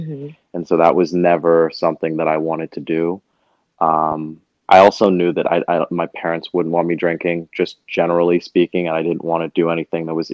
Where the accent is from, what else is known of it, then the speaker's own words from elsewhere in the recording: Montclair, New Jersey, United States; also born or lived in Harlem, New York; now in New York, United States; I'm from Montclair, New Jersey, and currently reside in Harlem, New York